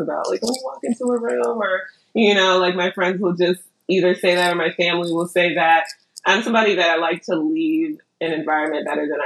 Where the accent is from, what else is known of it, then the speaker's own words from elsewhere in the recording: Ghana; I'm Ghanaian